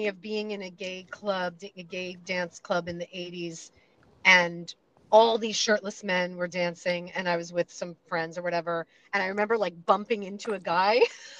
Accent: New York City, New York, United States; moved away; I'm from like near Sheepshead Bay.

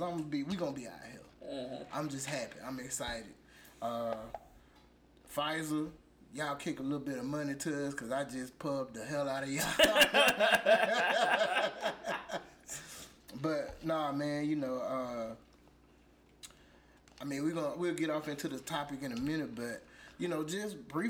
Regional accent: Alabama, United States; Yes, I'm from Alabama

